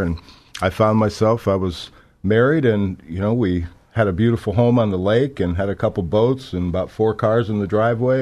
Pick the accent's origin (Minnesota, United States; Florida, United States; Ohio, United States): Florida, United States; South; I was born in, uh, South Florida. I was born and raised there